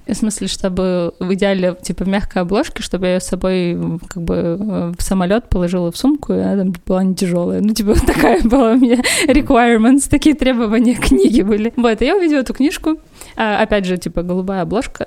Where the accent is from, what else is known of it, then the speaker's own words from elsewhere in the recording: Perm, Perm Krai, Russia; also born or lived in Moscow; Я приехала, вернулась из Москвы в Пермь